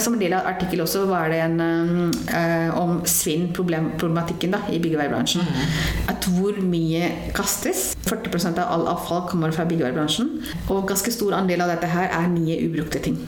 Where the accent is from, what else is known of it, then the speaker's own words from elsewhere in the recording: Delhi, India; Norwegian is a second language; moved away as an adult; now in Norway; jeg kommer jo fra India, det har jeg jo ikke sagt det. Ja. Ja. Um, vokst opp i Delhi